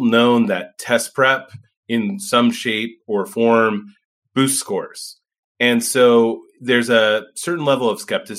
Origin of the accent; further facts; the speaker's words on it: Indiana, United States; moved away; I'm from Indiana originally